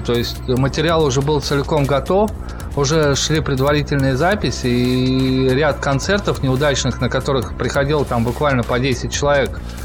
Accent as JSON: {"language": "Russian", "country": "Russia", "said": "мы из России"}